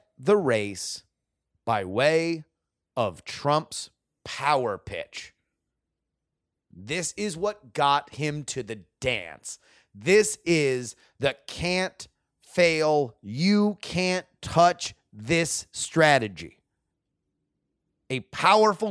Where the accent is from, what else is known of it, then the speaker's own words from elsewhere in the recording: South Florida, United States; I grew up in South Florida. I was in high school when all of this happened in my backyard